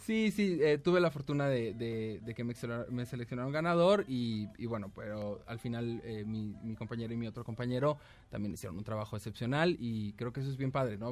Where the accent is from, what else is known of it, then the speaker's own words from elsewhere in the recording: Mexico; somos mexicanos